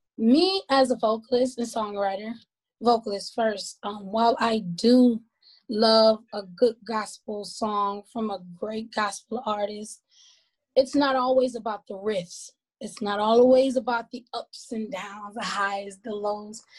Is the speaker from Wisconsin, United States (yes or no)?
yes; Milwaukee, Wisconsin, United States; moved away as an adult; now in Georgia, United States; performing all over my hometown, which is Milwaukee, Wisconsin